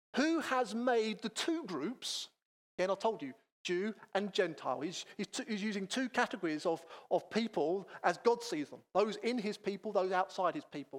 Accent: Chatham, South East England, United Kingdom; also born or lived in Manchester; I grew up in Chatham in North Kent, not too many miles from here, but I wasn't born in Kent. I'm a Mancunian.

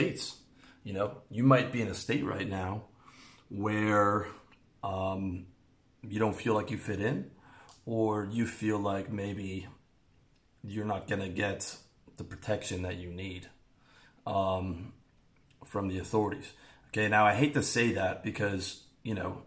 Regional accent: Canada; moved away; I'm from Canada

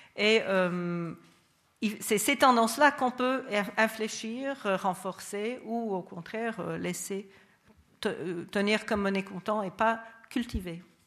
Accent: United States; moved away; mon pays d'origine, les États-Unis

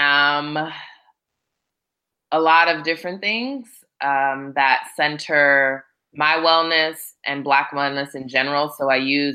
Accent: Hawaii, United States; also born or lived in California / Florida; now in Atlanta, United States; I grew up in Hawaii for the bulk of my life and then spent some years in California

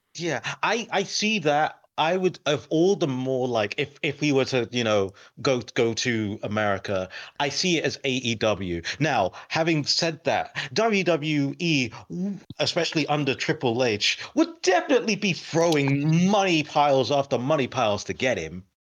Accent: United Kingdom; I'm British

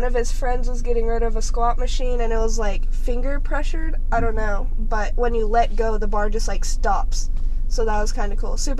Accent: Huntington, United States; also born or lived in Georgia; I'm from Huntington. I've lived there almost all my life.

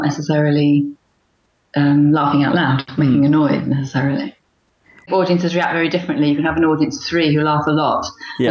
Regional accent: London, United Kingdom; growing up in Northwest London

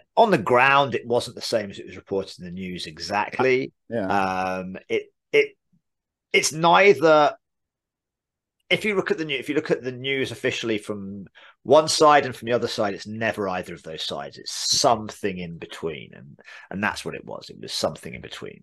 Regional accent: England, United Kingdom; accent: English; now in United States; "Where are you from?" I would say England

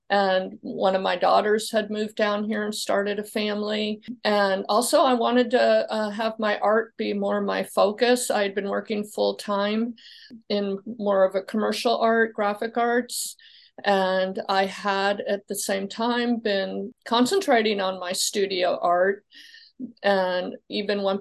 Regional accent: Midwest, United States; also born or lived in Illinois / Kentucky / Indiana; So um, I'm from the Midwest. I started out in Illinois, and then my family moved to Kentucky, and then I ended up in Indiana before all before I came here to Florida.

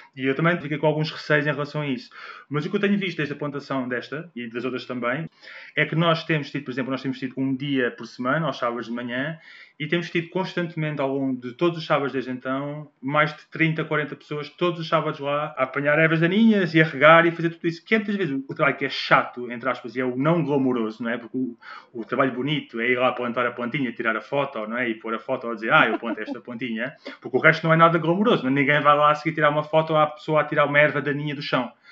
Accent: Portugal; nós, como portugueses

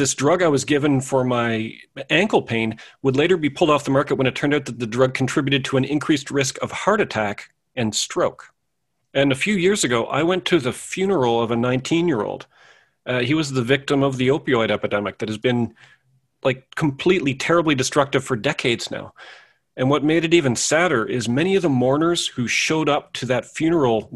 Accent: Canada; I was born in Canada sometime in the mid-70s.

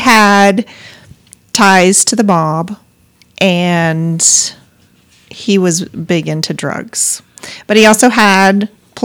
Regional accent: Missoula, Montana, United States; moved away; my hometown in Montana, Missoula

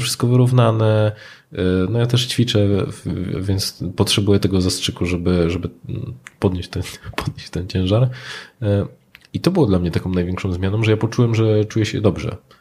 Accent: Silesian Voivodeship, Poland; u nas na Śląsku

